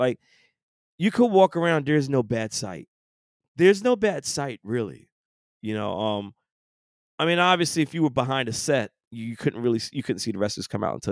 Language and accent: English; New York, United States; moved away; being born and raised and growing up in New York all those years